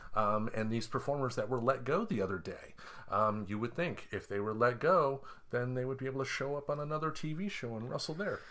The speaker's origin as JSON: {"language": "English", "region": "Michigan", "country": "United States", "tie": "born or raised there", "said": "growing up in Michigan"}